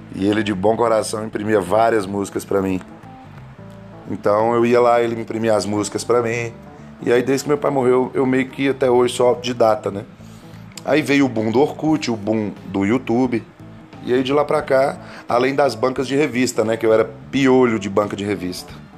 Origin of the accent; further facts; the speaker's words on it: Coromandel, Minas Gerais, Brazil; nascido lá na cidade de Coromandel, Minas Gerais